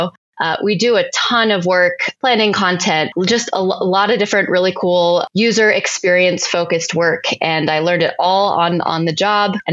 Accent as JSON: {"language": "English", "town": "Las Vegas", "region": "Nevada", "country": "United States", "tie": "born or raised there", "moved": "as an adult", "lives_now": "Salt Lake City, United States", "said": "I grew up in Las Vegas, Nevada"}